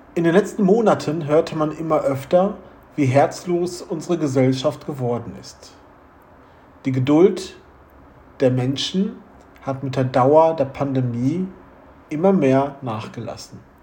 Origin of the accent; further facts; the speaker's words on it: Wuppertal, North Rhine-Westphalia, Germany; Bei uns in Wuppertal